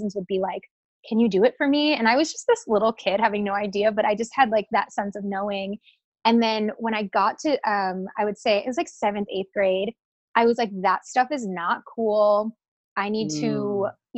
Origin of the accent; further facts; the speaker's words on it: Wisconsin, United States; now in Hollywood, United States; I'm from Wisconsin. And I am, you know, I had a very like Midwest upbringing.